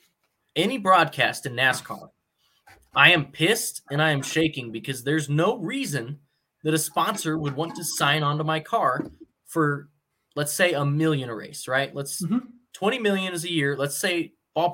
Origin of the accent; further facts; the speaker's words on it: United States; as American people